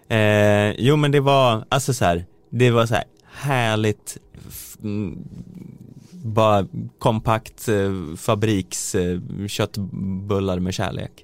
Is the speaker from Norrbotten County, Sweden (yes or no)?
no; Söderhamn, Gävleborg County, Sweden; jag kommer från Söderhamn